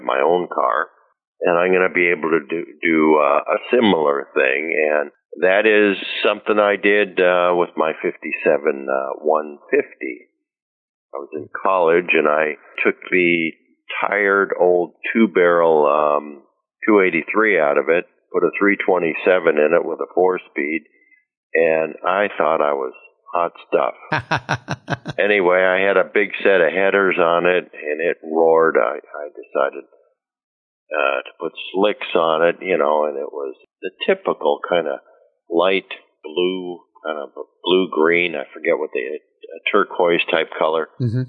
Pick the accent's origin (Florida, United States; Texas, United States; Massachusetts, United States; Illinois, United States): Illinois, United States; Chicago; moved away as an adult; now in Riverside, United States; Well, probably starting in college, you know, I moved from Chicago to Riverside, and I wasn't really interested in school that much.